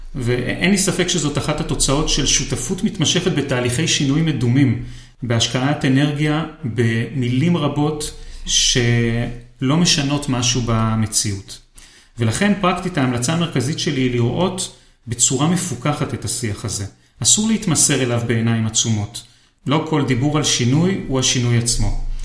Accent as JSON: {"language": "Hebrew", "country": "Israel", "said": "אצלנו בישראל"}